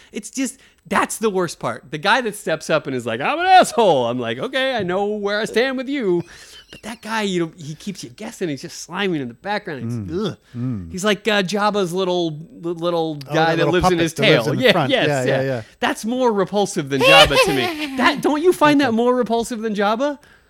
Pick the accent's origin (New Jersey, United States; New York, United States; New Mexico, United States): New Mexico, United States; Rio Rancho; Rio Rancho. I'm from Rio Rancho Estates.